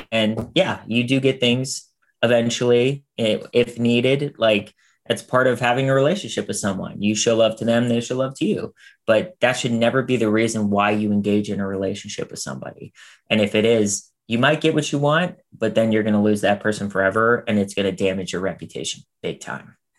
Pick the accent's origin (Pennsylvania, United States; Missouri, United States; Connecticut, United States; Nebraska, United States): Pennsylvania, United States; Pittsburgh; now in Los Angeles, United States; I'm from Pittsburgh originally